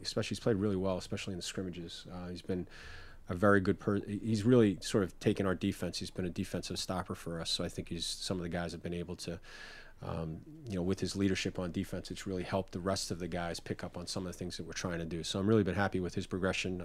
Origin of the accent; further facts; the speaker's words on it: New York, United States; growing up in New York and going to the Knicks